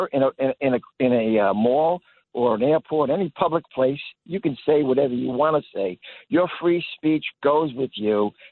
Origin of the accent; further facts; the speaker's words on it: New York City, New York, United States; now in Long Island, United States; I'm actually from Brooklyn, but on our way now at Long Island.